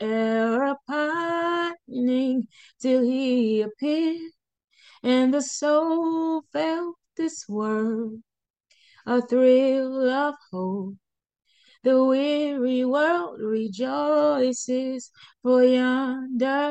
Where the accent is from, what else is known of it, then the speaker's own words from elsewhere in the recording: Pine Bluff, Arkansas, United States; I grew up in Pine Bluff